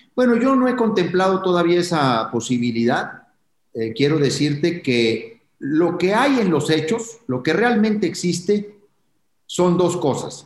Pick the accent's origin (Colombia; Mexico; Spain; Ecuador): Mexico; como mexicano, como un ciudadano más de este país